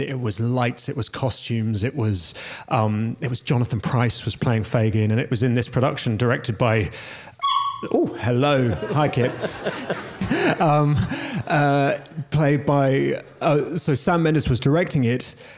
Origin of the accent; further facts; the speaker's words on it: London, United Kingdom; I grew up in London